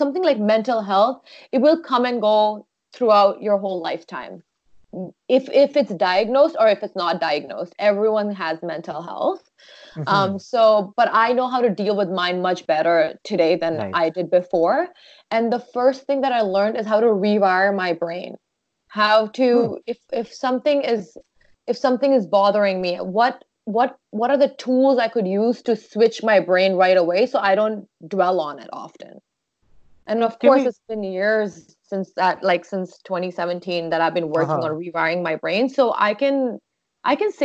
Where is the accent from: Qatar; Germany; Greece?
Qatar; Doha; now in Sarnia, Canada; I grew up in Doha, Qatar, before I came to Sarnia